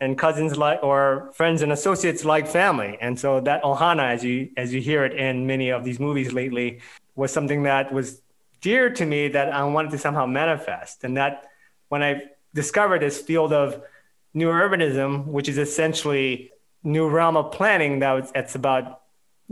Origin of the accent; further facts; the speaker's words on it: Hawaii, United States; moved away as an adult; also born or lived in California / Oregon; now in Washington, D.C., United States; I'm from Hawaii originally. Lived there until I went to university in the mainland